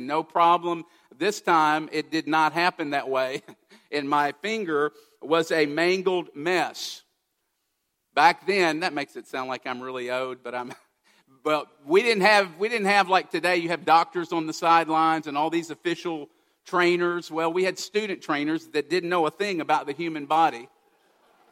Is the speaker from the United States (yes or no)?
yes; Kentucky, United States; I grew up in Kentucky.